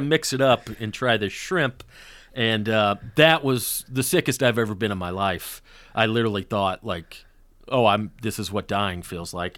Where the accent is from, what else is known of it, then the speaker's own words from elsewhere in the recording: the South, United States; now in Los Angeles, United States; growing up in the South